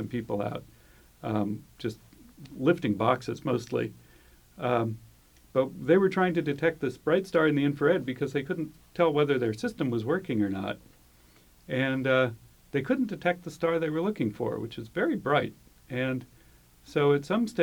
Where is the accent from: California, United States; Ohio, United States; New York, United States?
California, United States; just north of San Francisco; I grew up just north of San Francisco